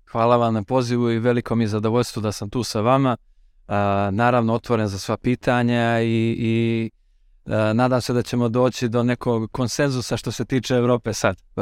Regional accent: Montenegro

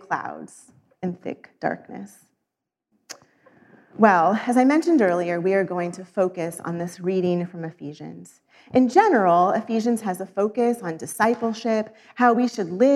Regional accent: Missouri, United States; moved away; also born or lived in Arizona; I grew up in Missouri, where daylight savings is practiced, but for 16 years lived in Arizona

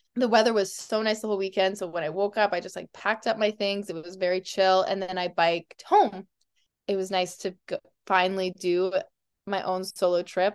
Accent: Calgary, Alberta, Canada; I grew up in Calgary

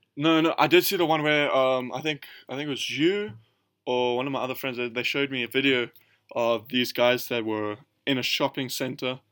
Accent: South Africa; we're from South Africa

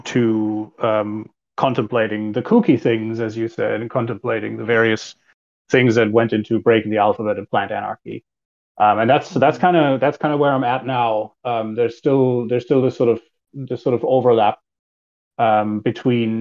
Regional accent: Germany; moved away as an adult; also born or lived in United States; I was born and raised in Germany

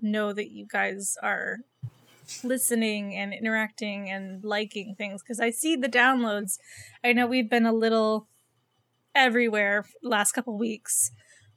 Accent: California, United States; now in Portland, United States; as a Californian

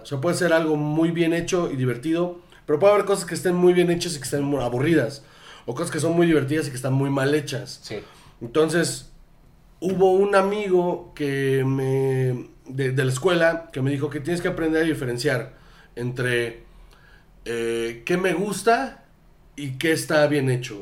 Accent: Sonora, Mexico; yo soy de, Sonora.

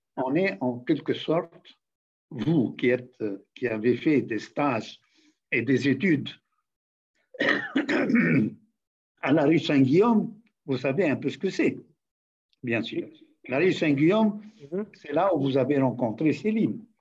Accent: Tunisia

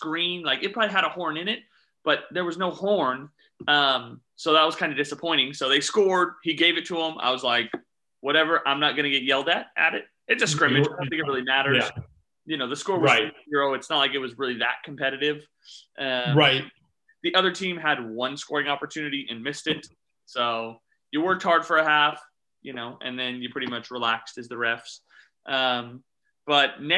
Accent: Houston, Texas, United States; moved away as an adult; now in Dallas-Fort Worth, United States; My wife and I were born and raised in Houston, Texas

